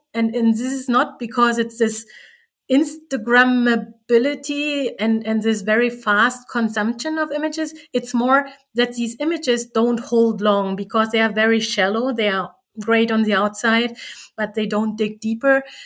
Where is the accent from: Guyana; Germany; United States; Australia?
Germany; East Germany; I was from East Germany